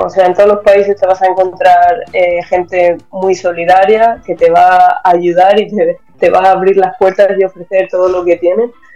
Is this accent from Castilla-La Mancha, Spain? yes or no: yes; Almansa, Castilla-La Mancha, Spain; moved away as an adult; also born or lived in Germany; en el Centro Joven de Almansa, de donde soy yo